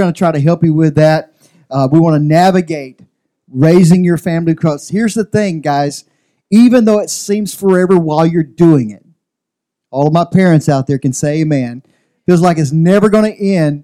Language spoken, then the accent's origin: English; Louisiana, United States; now in Central Valley, California, United States; I'm from Louisiana